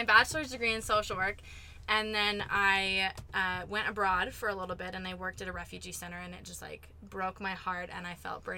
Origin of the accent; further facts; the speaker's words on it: Beaverton, Oregon, United States; moved away as an adult; I'm from Beaverton, Oregon. It's a suburb outside of Portland